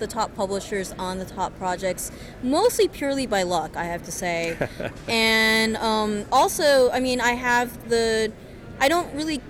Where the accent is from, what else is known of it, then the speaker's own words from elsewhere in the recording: New York City, New York, United States; moved away; I'm from New York City. I came back to New York City